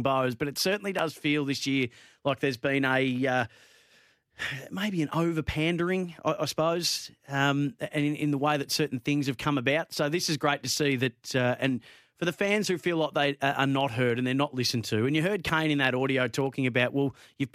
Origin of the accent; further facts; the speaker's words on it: Bendigo, Victoria, Australia; I grew up in Bendigo